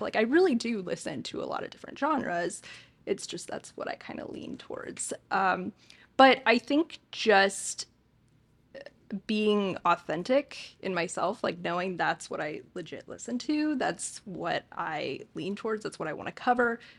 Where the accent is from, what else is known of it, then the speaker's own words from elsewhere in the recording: Hesperia, California, United States; also born or lived in St. Louis, Missouri / Santa Monica, California; I am from Hesperia, California. So, SoCal born and raised